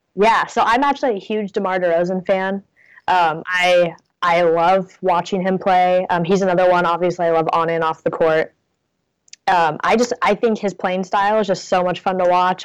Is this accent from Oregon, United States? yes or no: yes; Portland, Oregon, United States; moved away as an adult; now in Ithaca, United States; I'm originally from Portland